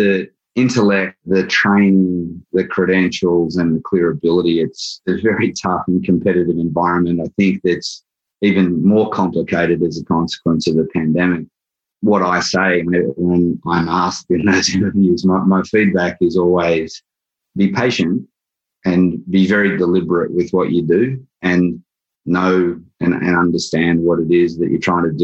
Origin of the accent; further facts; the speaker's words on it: Australia; moved away as an adult; now in New York, United States; I'm originally from Australia. I moved to New York 20 years ago